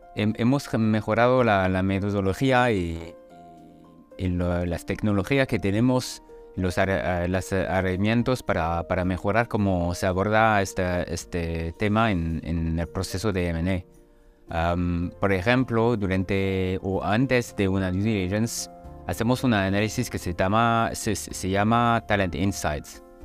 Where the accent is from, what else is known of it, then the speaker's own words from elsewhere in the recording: France; Spanish is a second language; now in Germany; soy francés, vivo en Alemania y, trabajo en alemán y en inglés.